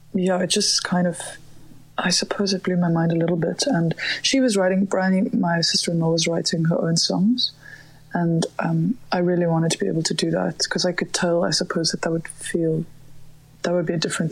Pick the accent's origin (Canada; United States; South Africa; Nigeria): South Africa; Johannesburg, Gauteng; I grew up in Johannesburg, and there used to be a little guitar club every second week